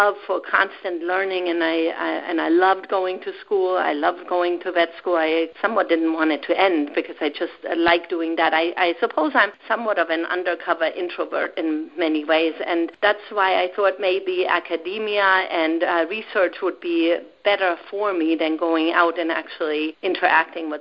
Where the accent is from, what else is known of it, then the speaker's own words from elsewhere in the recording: Germany; now in United States; I grew up with my grandparents in Germany